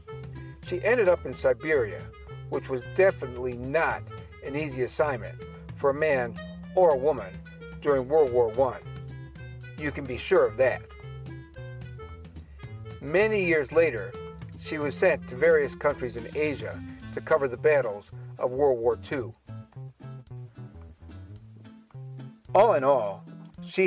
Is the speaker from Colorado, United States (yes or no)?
no; Cleveland, Ohio, United States; Cleveland happens to be my hometown, the community where I have lived nearly all my life